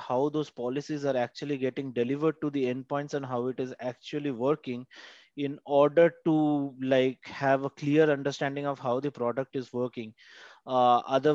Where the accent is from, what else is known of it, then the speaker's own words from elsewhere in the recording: India; I'm from India